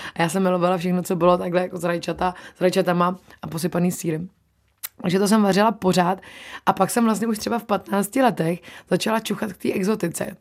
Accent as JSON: {"language": "Czech", "country": "Czechia", "also_born_or_lived": "New Zealand", "said": "my jsme zvyklí Češi, jíst maso"}